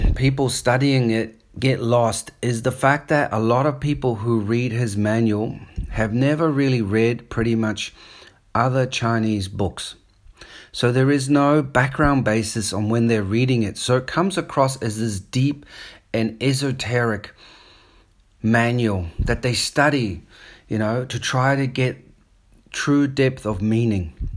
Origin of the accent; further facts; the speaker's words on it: New Zealand; accent: New Zealand; also born or lived in Australia / South Africa; now in Sydney, Australia; I grew up in New Zealand. So, I've got a bit of, sometimes a New Zealand accent coming through